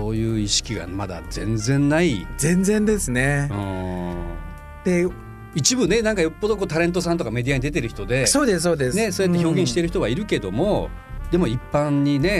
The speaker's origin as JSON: {"language": "Japanese", "town": "Hyuga", "region": "Miyazaki", "country": "Japan", "tie": "born or raised there", "moved": "as an adult", "lives_now": "Fukuoka, Japan", "said": "はい、私は宮崎県の日向市の出身になります。"}